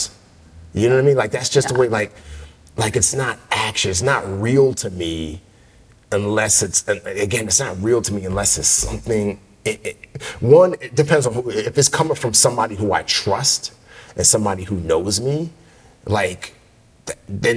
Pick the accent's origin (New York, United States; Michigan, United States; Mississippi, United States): New York, United States; New York City; also born or lived in Nigeria; growing up in the Bronx